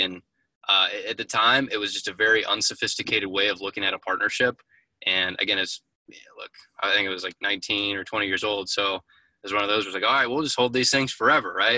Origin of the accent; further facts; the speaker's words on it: Indianapolis, Indiana, United States; born and raised originally in Indianapolis